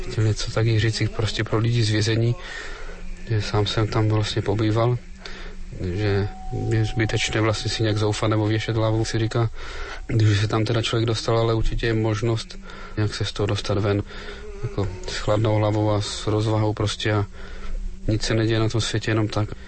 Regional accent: Kobeřice, Moravian-Silesian Region, Czechia; Dobrý den … pocházím z Kobeřic na Opavsku. Mám 39 let

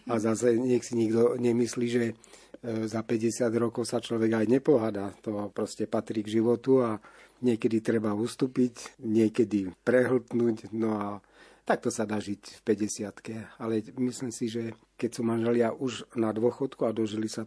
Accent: Žilina, Žilina Region, Slovakia; No ja ako Žilinčan si práve pamätám, že naše sídlisko v Lčince je bývalé letisko.

